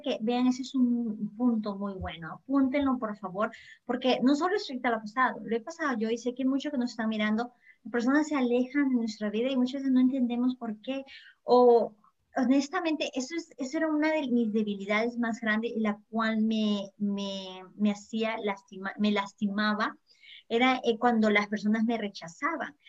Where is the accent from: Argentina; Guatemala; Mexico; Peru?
Peru; now in United States; dejé mi país en Perú porque yo soy peruana, no vine a Estados Unidos